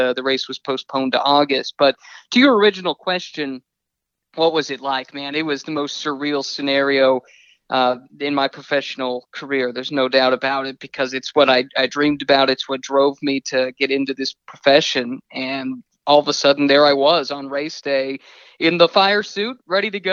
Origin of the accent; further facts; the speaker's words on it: Indianapolis, Indiana, United States; I grew up in Indianapolis